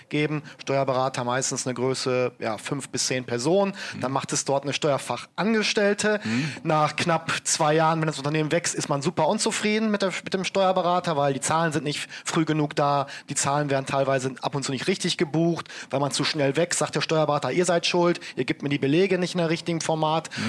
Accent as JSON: {"language": "German", "town": "Bochum", "region": "North Rhine-Westphalia", "country": "Germany", "tie": "born or raised there", "said": "Gerade in meiner Heimatstadt Bochum, ne, da, da wird gerade sehr viel auch gebaut, wird sehr viel errichtet."}